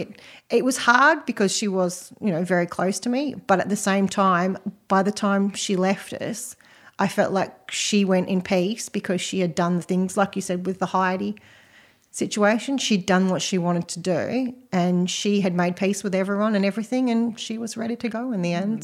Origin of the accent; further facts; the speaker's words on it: Western Australia, Australia; moved away; I'm actually from Western Australia originally